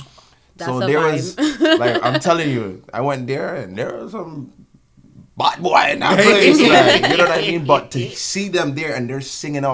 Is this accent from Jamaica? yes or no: yes; Jamaica; now in Toronto, Canada; For me, as a Jamaican